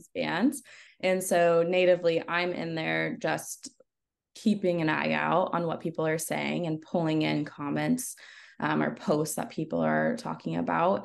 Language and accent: English; Northern California, United States; moved away as an adult; also born or lived in Los Angeles, United States; I moved back home. I'm from Northern California, way, way, way up north by the border of Oregon